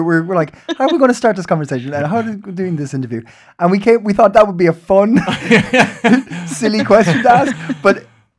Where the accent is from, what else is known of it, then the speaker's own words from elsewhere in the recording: Ireland; now in Denmark; We talk about life in Denmark.